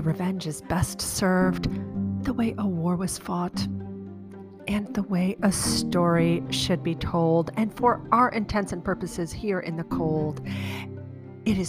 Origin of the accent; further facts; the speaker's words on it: Chicago, Illinois, United States; moved away as an adult; also born or lived in Prague / San Francisco / St. Louis; I grew up in Chicago, and subsequently I moved to other cities like Prague and San Francisco and St. Louis.